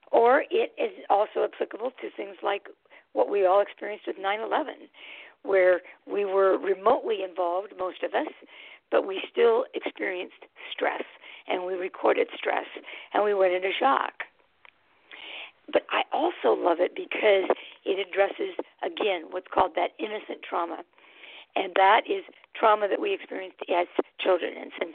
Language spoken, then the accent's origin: English; San Francisco, California, United States; now in Twin Cities, United States; I almost said Bay Area, because I was from San Francisco, but in the Twin Cities area.